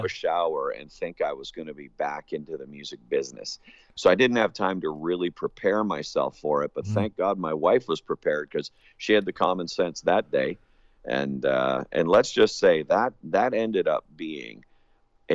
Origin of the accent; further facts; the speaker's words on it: Hamilton, Ontario, Canada; moved away; also born or lived in Winnipeg, Manitoba / Alberta; I'm a Canadian, born and raised in Hamilton, Ontario